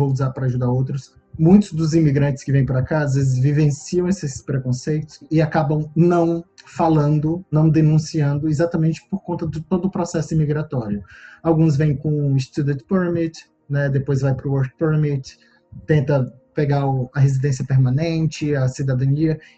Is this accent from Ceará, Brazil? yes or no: yes; Fortaleza, Ceará, Brazil; accent: nordestino; moved away as an adult; also born or lived in Rio de Janeiro; now in Canada; Sou nordestino, como me apresentei, saí de Fortaleza, fui para o Rio